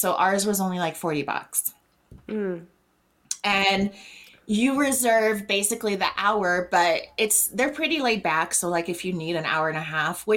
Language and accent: English; Colorado, United States; we're from the Colorado area